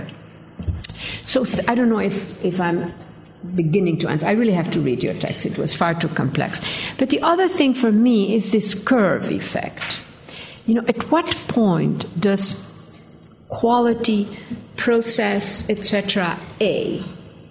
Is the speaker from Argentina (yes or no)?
yes; Argentina; moved away; I grew up in Argentina. We like to talk.